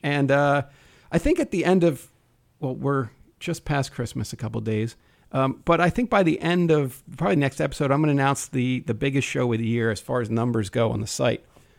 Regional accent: New Jersey, United States; I grew up in Jersey.

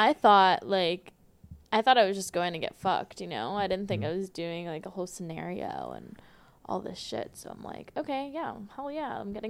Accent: Massachusetts, United States; moved away; I am from Massachusetts

